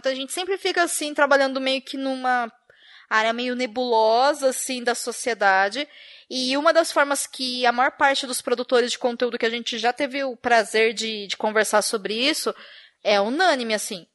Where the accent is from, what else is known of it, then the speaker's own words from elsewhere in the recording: Brazil; Enquanto brasileiras e brasileiros